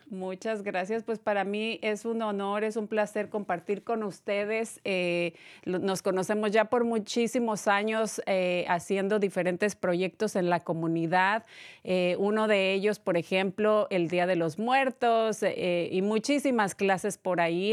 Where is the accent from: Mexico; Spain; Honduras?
Mexico; yo soy de México